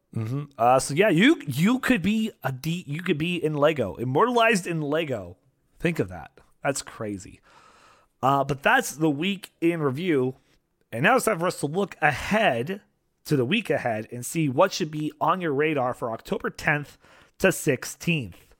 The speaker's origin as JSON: {"language": "English", "country": "Canada", "said": "being Canadian"}